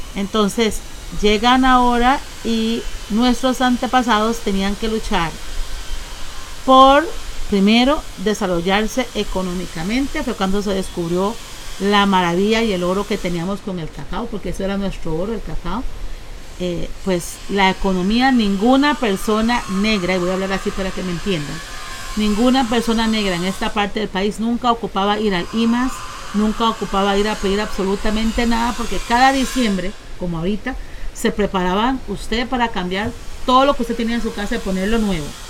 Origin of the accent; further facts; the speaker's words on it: Costa Rica; como ticos que nosotros somos